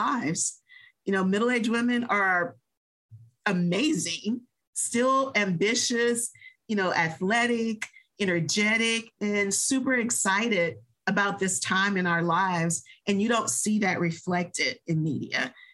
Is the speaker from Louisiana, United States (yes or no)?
yes; New Orleans, Louisiana, United States; now in Texas, United States; I am a New Orleans native. I was born and raised in New Orleans.